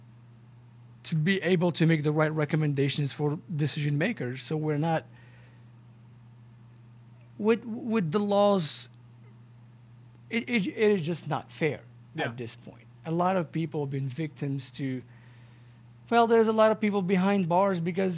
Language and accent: English; Morocco; I'm Moroccan, brother. I'm from Morocco